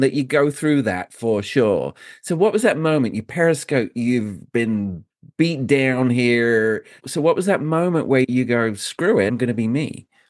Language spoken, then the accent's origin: English; United Kingdom; I'm a Brit